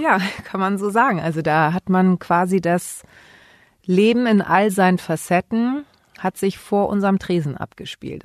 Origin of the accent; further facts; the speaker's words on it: Hamburg, Germany; Ich bin hier in Hamburg geboren